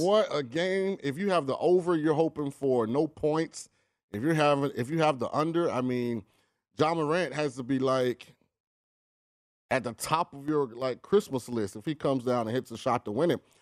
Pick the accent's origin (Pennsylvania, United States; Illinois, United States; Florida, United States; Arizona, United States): Florida, United States; St. Petersburg; moved away as an adult; now in Las Vegas, United States; I'm from Saint Petersburg, Florida